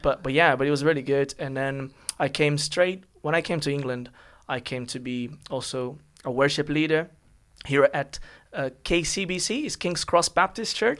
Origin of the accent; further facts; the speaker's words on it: São Paulo, Brazil; English is a second language; moved away as an adult; now in London, United Kingdom; I'm from Brazil